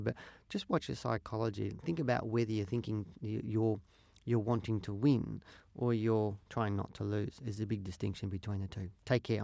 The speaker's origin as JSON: {"language": "English", "town": "Geelong", "region": "Victoria", "country": "Australia", "tie": "born or raised there", "said": "I was born and raised in Geelong"}